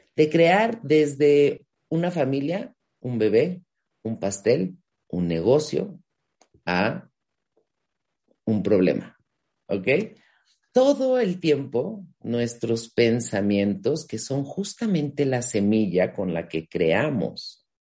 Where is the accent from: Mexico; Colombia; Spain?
Mexico; yo soy de México y en México se usa mucho este no tienes llenadera